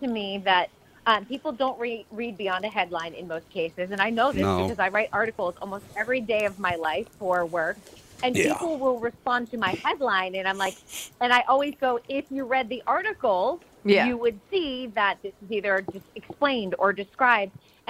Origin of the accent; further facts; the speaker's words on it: Salem, Massachusetts, United States; I grew up right near Salem, yeah. Salem, Mass.